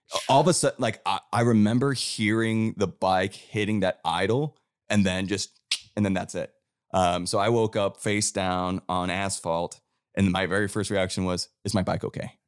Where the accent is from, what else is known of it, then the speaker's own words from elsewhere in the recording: Cleveland, Ohio, United States; now in Nashville, United States; how I was brought up in Cleveland